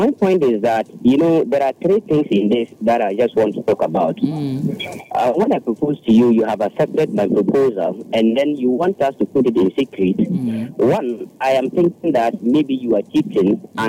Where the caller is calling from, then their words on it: Adenta, Greater Accra, Ghana; Yeah, good evening. This is … calling from Adenta.